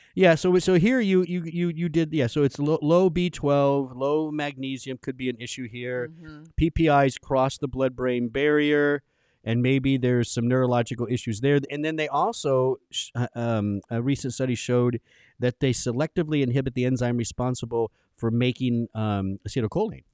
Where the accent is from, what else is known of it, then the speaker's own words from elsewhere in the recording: Southern California, United States; I grew up in Southern California